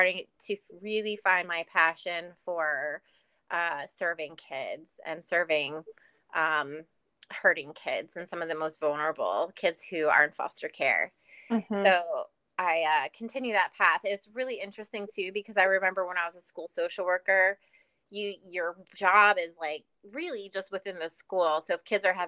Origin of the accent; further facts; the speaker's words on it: New York City, New York, United States; moved away; also born or lived in New Orleans; I'm from New York City